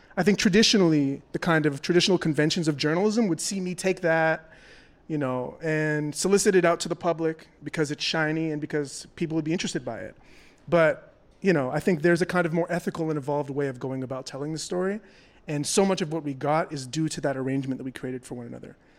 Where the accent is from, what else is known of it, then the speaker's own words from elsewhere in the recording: Toronto, Ontario, Canada; I'm from Toronto, Canada. I am not American